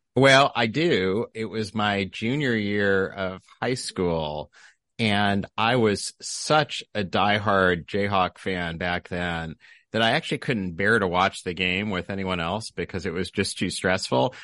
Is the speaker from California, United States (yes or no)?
no; Lawrence, Kansas, United States; moved away; also born or lived in Wichita, Kansas; growing up in Lawrence